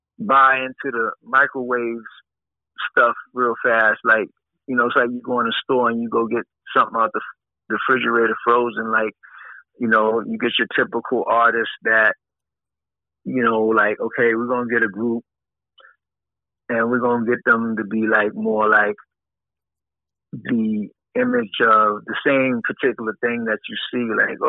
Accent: Bronx, New York, United States; when, you know, I came from the Bronx, me and Dad, we had people roll with us. We had our whole projects roll with us to a show

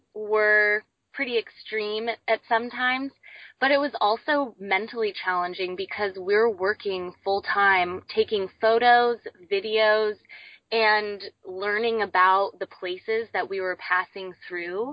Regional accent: Ventura, California, United States; I grew up in Ventura.

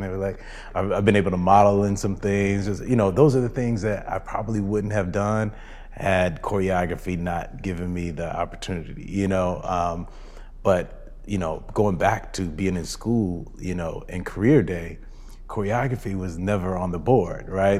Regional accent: Rancho Cucamonga, California, United States; I grew up in Rancho Cucamonga, so not

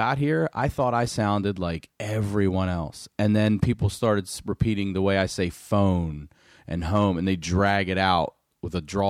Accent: Maryland, United States; moved away as an adult; also born or lived in Baltimore, Maryland; now in California, United States; I've been here a while now, at least still two times a week, someone's like, are you from the South? And I'm not. I'm from Baltimore, Maryland originally, grew up in rural Maryland, but it's technically below the Mason-Dixon line.

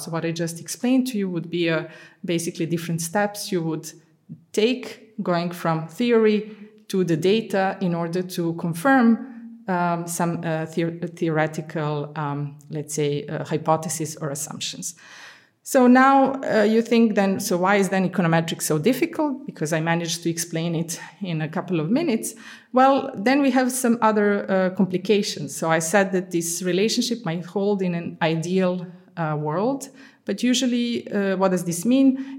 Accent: Serbia; moved away as an adult; also born or lived in Budapest, Hungary / Amsterdam, Netherlands / London, United Kingdom; now in Antwerp, Belgium; I'm originally from Yugoslavia. So I was born in Yugoslavia

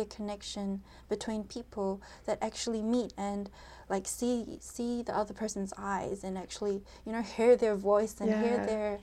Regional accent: New Zealand; we're from New Zealand, we could go, like, we're New Zealand Koreans

